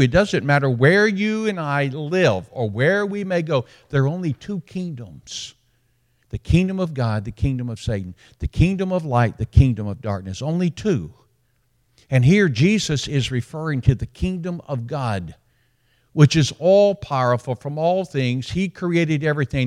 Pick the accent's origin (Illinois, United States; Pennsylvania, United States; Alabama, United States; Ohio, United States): Alabama, United States; also born or lived in Dothan, Alabama; now in Birmingham, United States; I'm from Alabama